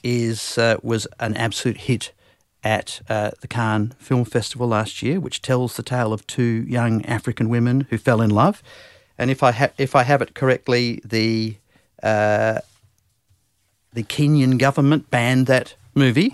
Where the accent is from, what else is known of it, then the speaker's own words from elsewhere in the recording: Perth, Western Australia, Australia; also born or lived in Singapore; I'm from Perth